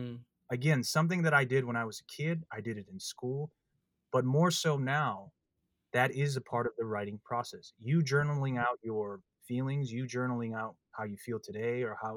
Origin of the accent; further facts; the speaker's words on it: Midwest, United States; But growing up in the Midwest, that's what helped me understand the passing of time.